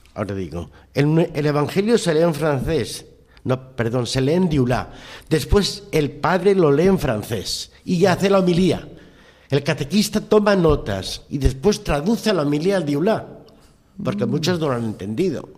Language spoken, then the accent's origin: Spanish; Spain; yo soy español